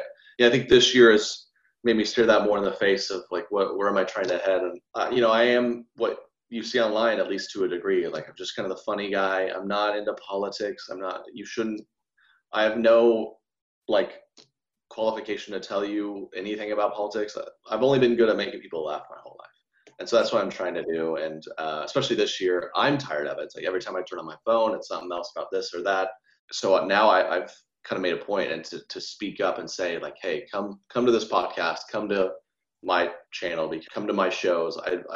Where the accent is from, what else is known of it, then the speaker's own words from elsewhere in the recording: the South, United States; I grew up so much around those types of girls in the best way. They're all in sororities and we're from the South and they love their handbags.